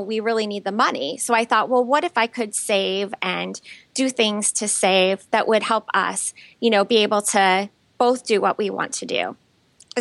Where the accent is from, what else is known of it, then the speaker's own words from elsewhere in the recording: Elkhart, Indiana, United States; I grew up in Elkhart, Indiana, which is just this little town